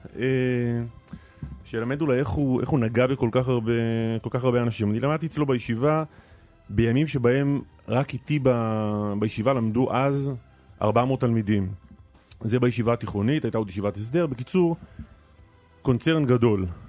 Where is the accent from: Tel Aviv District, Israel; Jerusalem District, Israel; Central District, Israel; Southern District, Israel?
Southern District, Israel; Nir Galim; בניר גלים, במשק שגדלתי